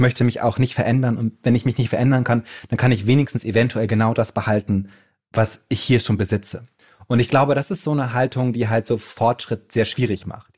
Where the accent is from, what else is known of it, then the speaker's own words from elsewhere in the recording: Bremen, Germany; Ich komme ja aus Bremen